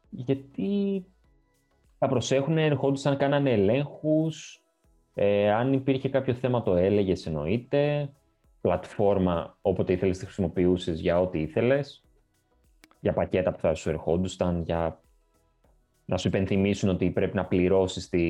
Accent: Greece; Και το λέω αυτό γιατί σαν Έλληνες είμαστε λίγο. Ε, είναι ξένο αυτό προς εμάς.

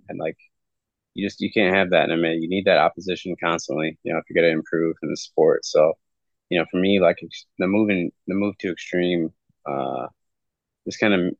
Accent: Sparta, Michigan, United States; I'm from Sparta, Michigan. So growing up, I was a Spartan.

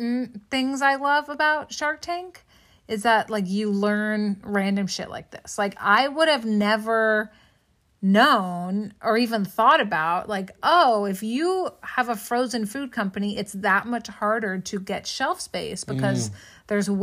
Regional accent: West Coast, United States; as a kid, growing up on the West Coast

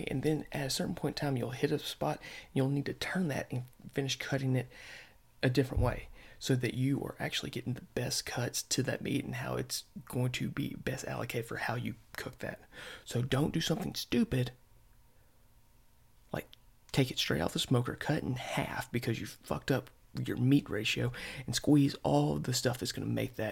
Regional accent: the South, United States; I'm from the South

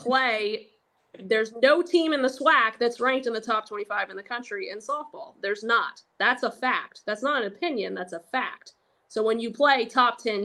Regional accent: Gainesville, Florida, United States; I had obviously been to the Swamp several times growing up just because I grew up in Gainesville

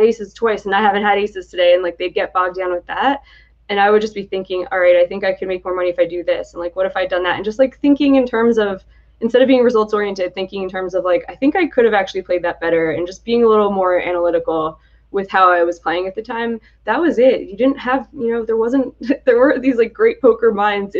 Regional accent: Atlantic City, New Jersey, United States; moved away as an adult; also born or lived in Michigan; I'm from the Atlantic City area

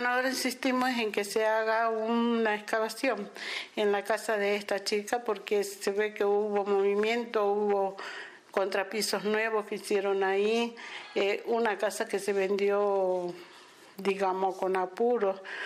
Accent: Salta, Argentina; de la ciudad de Salta

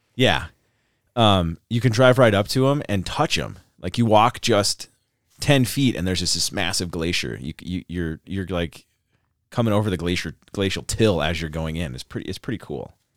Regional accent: Montana, United States; moved away; also born or lived in Tucson / Anchorage; I grew up in Montana

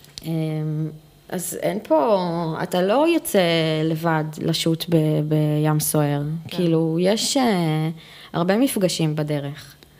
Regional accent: Israel; first language Hebrew; אנחנו ישראליות. בוא. שפת אם שלי היא עברית

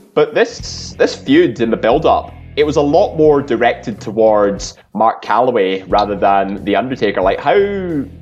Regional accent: Scotland, United Kingdom; we're all Scottish

